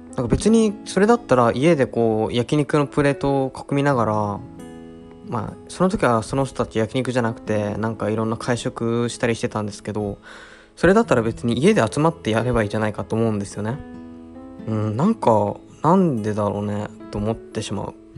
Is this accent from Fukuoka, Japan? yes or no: no; Mount Apoi area, Hokkaido, Japan; 僕の一応こう、まあ、生まれ育った場所なんで